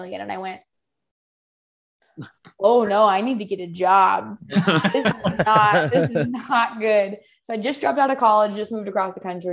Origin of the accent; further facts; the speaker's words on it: Southern Idaho, United States; moved away as an adult; now in the Carolinas, United States; I'm from Southern Idaho